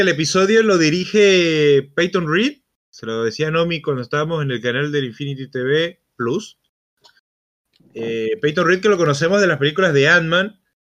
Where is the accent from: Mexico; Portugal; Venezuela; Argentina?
Venezuela; moved away as an adult; cuando yo salí de Venezuela que atravesé Brasil